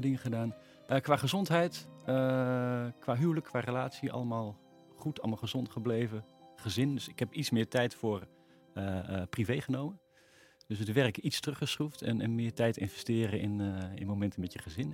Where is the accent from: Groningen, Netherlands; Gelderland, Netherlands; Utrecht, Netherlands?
Gelderland, Netherlands; Veluwe, near Vaassen; Volgens mij kom ik al generaties van de Veluwe. in, de mhm. buurt bij, uh, in de buurt bij Vaas.